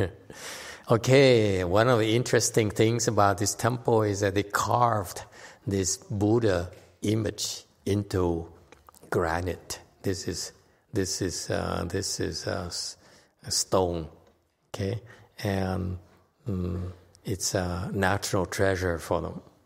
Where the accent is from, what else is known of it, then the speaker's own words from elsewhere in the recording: United States; I'm so American.